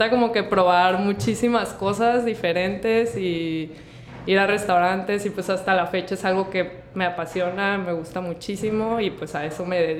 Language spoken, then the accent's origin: Spanish; Mazatlán, Sinaloa, Mexico; born there; Sí, nací aquí en Mazatlán, pero este, pues los primeros años de mi vida estuve como que moviéndome bastante